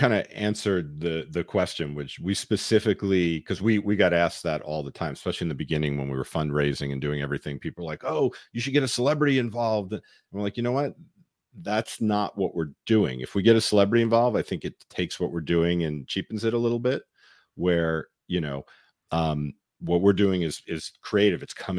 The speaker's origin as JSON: {"language": "English", "town": "New York City", "region": "New York", "country": "United States", "tie": "born or raised there", "said": "I grew up in New York."}